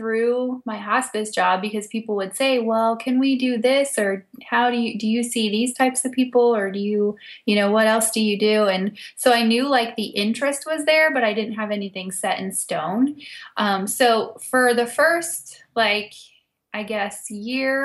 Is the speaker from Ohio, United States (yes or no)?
yes; West-Central Ohio, United States; I ended up moving back to my hometown where I grew up and found a job in hospice care.